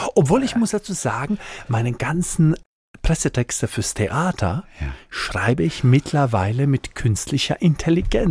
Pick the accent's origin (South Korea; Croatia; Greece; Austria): Croatia; Split, Split-Dalmatia County; German is a second language; moved away as an adult; also born or lived in Mannheim, Germany; now in Deidesheim, Germany; Ich komme von einem Vorort von Split in ja. Dalmatien. Mein Papa war in Deutschland, Gastarbeiter. Ich bin in Kroatien äh, groß geworden